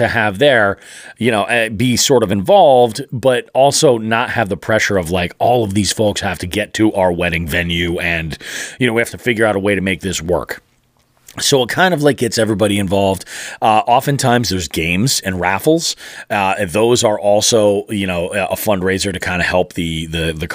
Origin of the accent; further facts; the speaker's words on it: Western Massachusetts, United States; we're born and raised here, both of us. You know, it's like we're from Western Mass through and through.